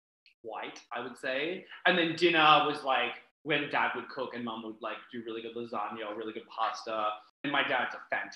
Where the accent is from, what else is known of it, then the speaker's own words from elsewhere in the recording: Australia; We didn't have like waffles or pancakes growing up in Australia.